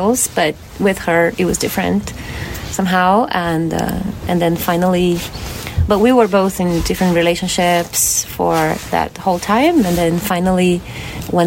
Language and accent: English; Porto Alegre, Rio Grande do Sul, Brazil; also born or lived in Mendocino Coast, California; now in Mendocino, United States; I'm from the city of Porto Alegre in the south of Brazil